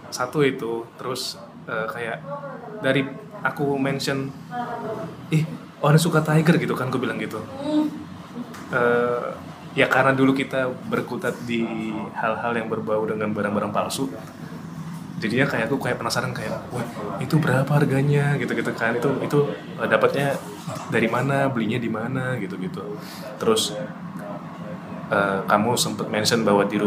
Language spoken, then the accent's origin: Indonesian; Lamongan, East Java, Indonesia; now in Surabaya, Indonesia; dari kecil di Lamongan